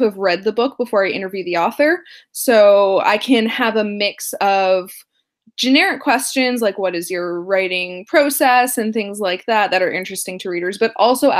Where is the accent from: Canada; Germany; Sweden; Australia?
Canada; I am Canadian